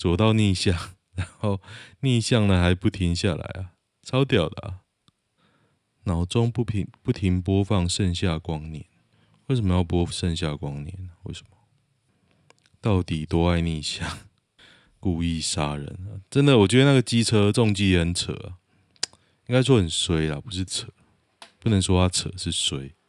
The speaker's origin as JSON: {"language": "Chinese", "country": "Taiwan", "tie": "born or raised there", "said": "我就是从从小在台湾长大"}